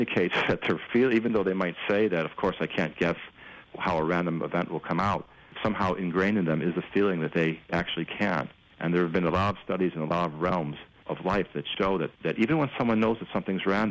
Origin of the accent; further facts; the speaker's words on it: Chicago, Illinois, United States; now in Los Angeles, United States; I'm from Chicago